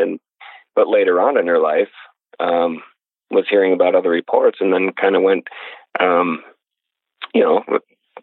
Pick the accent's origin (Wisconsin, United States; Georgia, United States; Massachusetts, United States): Wisconsin, United States; the house I grew up in Wisconsin